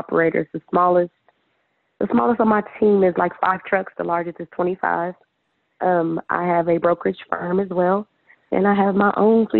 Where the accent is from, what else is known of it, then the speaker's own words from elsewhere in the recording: Dallas, Texas, United States; also born or lived in Wisconsin; I am actually from Dallas, Texas